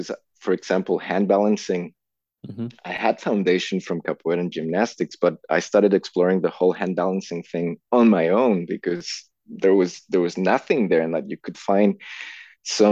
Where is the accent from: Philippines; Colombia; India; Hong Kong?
Colombia; Bogota; English is a second language; moved away as an adult; now in Melbourne, Australia; I was born and raised in Colombia, South America, in Bogota, the capital city.